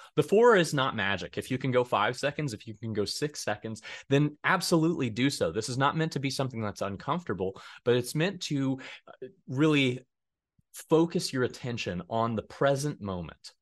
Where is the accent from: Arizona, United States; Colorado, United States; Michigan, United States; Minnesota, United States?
Colorado, United States; Denver; moved away as an adult; now in Hays, United States; I'm originally from Denver, Colorado